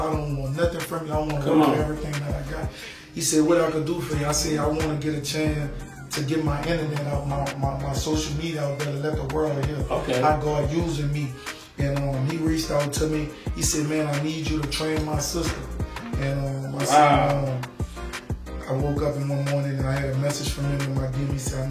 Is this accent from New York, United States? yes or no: no; New Orleans, Louisiana, United States; I said, you from Little Bad Ridge? I'm from New Orleans. I said, that's not the same, but it's cool.